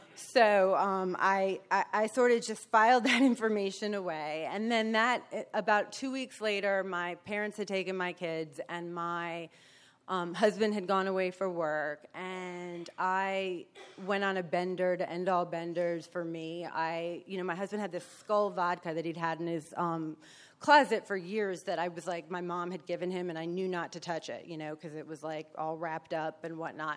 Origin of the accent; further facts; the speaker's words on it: New Jersey, United States; moved away; also born or lived in New York; I was Born in New York, so raised in Jersey, so I'm a Yankee